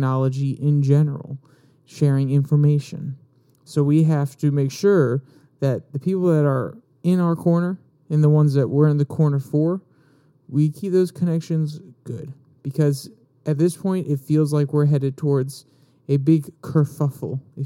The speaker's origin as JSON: {"language": "English", "country": "United States", "said": "as an American"}